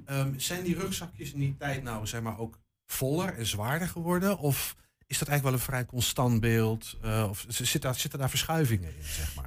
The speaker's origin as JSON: {"language": "Dutch", "country": "Netherlands", "said": "We zijn Hollanders"}